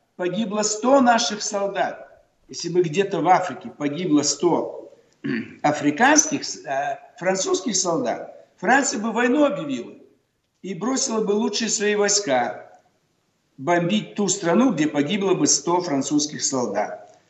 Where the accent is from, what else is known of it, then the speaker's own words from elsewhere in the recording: Almaty, Kazakhstan; Город Верный, мой родной город, верный форпост царя и России в Азии. Теперь называют Алматы